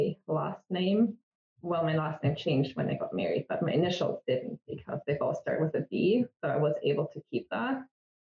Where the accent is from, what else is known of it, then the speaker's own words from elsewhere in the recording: Germany; English is a second language; moved away as an adult; now in Canada; I grew up in Germany. You can probably hear from my accent that I'm not Native American. I live in Canada